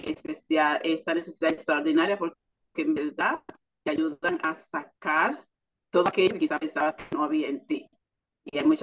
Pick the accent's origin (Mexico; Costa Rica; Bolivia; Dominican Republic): Dominican Republic; now in United States; soy dominicana, en Estados Unidos.